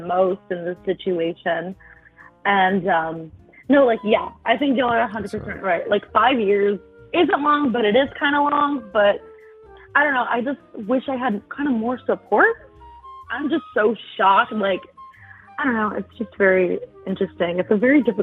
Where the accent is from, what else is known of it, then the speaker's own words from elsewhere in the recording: Philadelphia, Pennsylvania, United States; also born or lived in South Carolina; now in Colorado, United States; I was born in Philly, but I currently live in Colorado